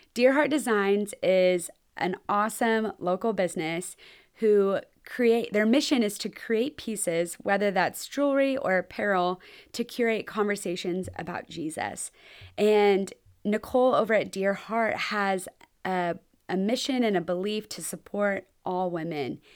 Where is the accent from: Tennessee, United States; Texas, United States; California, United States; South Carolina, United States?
Texas, United States; I'm from Texas and I'm moving to New York in the middle of winter?